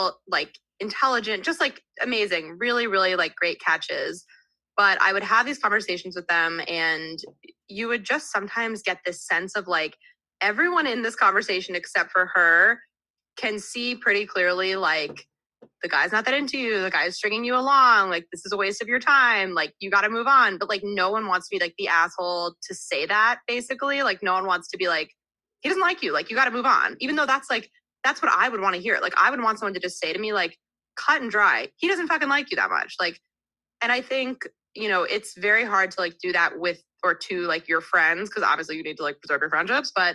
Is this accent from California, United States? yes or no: no; New Jersey, United States; moved away as an adult; also born or lived in Texas; now in New York, United States; I'm from New Jersey. So I grew up like 20 minutes outside New York City.